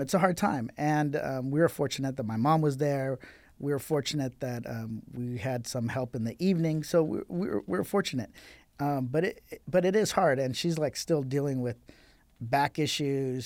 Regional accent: Riverside, California, United States; I grew up in Riverside

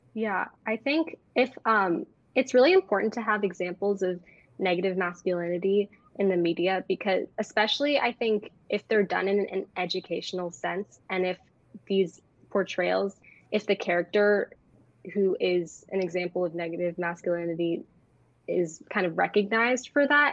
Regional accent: Bay Area, California, United States; I'm 16 and I'm from the Bay Area

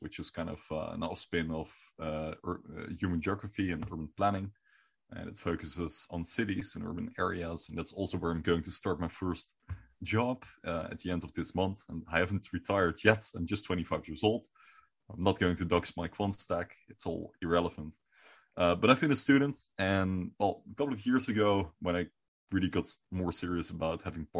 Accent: Netherlands; first language Dutch; English is a second language

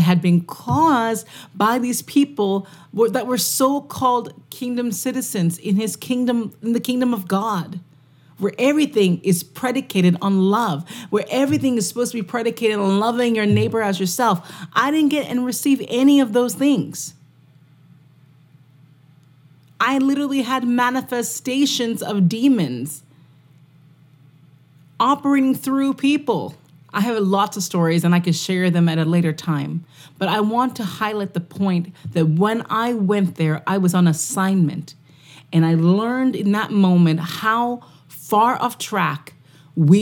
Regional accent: Canada; I'm from Canada

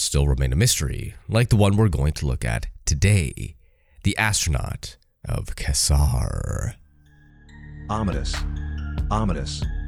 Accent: Canada; I'm Canadian

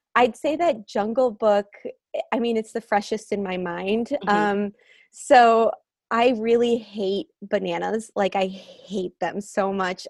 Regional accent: United States; moved away; I spent a summer back in the Quad Cities, uh, my hometown

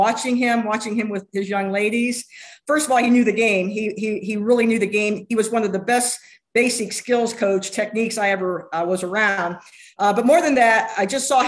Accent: Dayton, Ohio, United States; moved away; Dayton, Ohio.

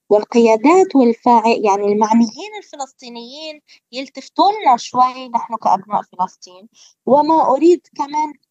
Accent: Palestine; الغريب وكل أهالينا الكرام الفلسطينيين على امتداد كامل التراب الفلسطيني والأسرى البواسل في السجون وعلى كل آه. بلدنا فلسطين

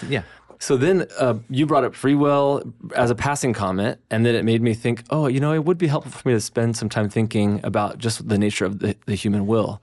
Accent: United States; as Americans

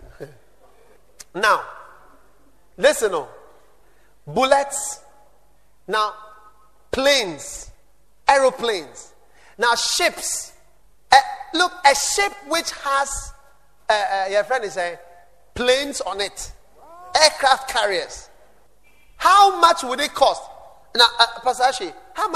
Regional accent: Ghana; I'm not an American. I'm a Ghanaian in Africa

